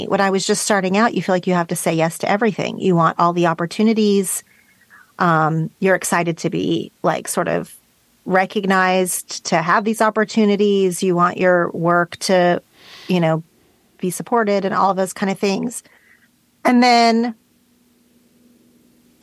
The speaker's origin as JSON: {"language": "English", "region": "Oklahoma", "country": "United States", "tie": "born or raised there", "moved": "yes", "lives_now": "Los Angeles, United States", "said": "I grew up in Oklahoma in a place that is like straight meat and potatoes"}